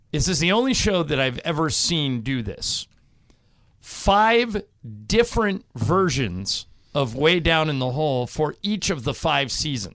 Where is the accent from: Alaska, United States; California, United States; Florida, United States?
California, United States; Corona del Mar; my hometown of Corona del Mar